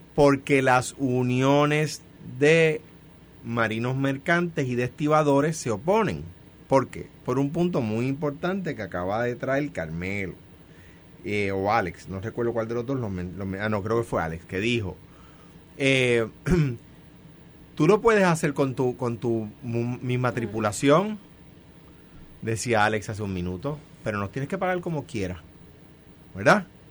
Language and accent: Spanish; Coamo, Puerto Rico; now in Guaynabo, Puerto Rico; soy de Cuamo, que actualmente resido en Guainabo